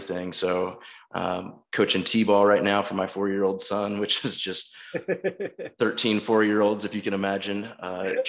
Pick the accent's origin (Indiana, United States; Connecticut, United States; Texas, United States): Indiana, United States; Alexandria; moved away as an adult; also born or lived in West Lafayette, Indiana / Fort Wayne, Indiana; I am originally from Alexandria, Indiana, which is close to Anderson, a little north of Indianapolis. So I grew up there with a great family